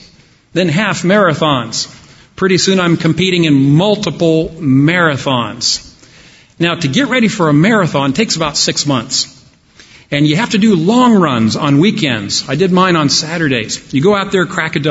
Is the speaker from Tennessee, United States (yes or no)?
no; Dallas, Texas, United States; I grew up in Dallas, Texas in the 1970s